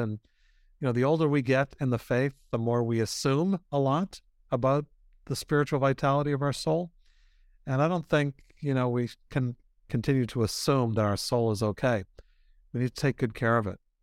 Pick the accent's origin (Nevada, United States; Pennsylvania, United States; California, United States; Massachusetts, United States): Massachusetts, United States; Boston; I'm from Boston